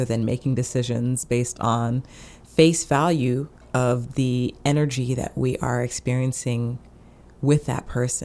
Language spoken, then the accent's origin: English; United States; I am in the U.S., I'm an American